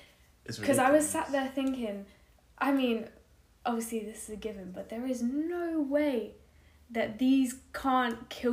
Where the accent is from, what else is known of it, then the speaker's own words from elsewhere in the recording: Welsh, Wales, United Kingdom; I'm Welsh.